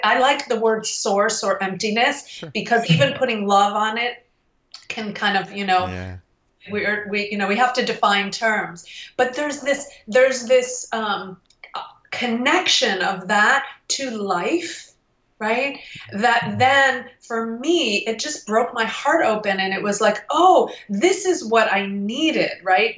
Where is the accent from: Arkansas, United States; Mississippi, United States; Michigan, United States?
Michigan, United States; Detroit; I was from Detroit